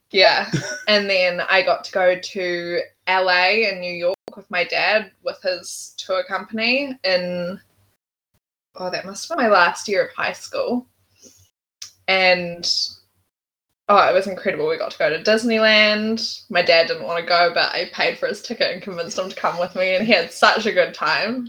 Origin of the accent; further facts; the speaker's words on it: Auckland, New Zealand; also born or lived in England; I was born in England, but very quickly moved back to New Zealand, where my parents were from. They had me while they were on an OE, so not sure that was like super in the plans. But um, yeah, and then I've just lived in Auckland all my life. Grew up on the shore